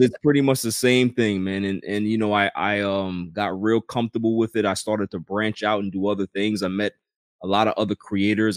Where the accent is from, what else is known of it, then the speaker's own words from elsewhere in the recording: New York City, New York, United States; I grew up in Queens